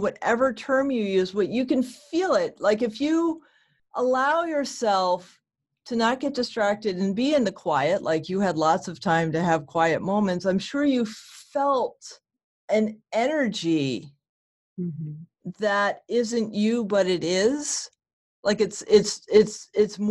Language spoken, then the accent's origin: English; New England, United States; I'm from New England.